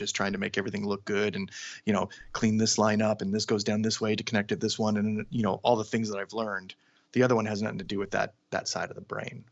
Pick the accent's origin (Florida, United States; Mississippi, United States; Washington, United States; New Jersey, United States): Washington, United States; Seattle; now in Los Angeles, United States; I'm from Seattle, Washington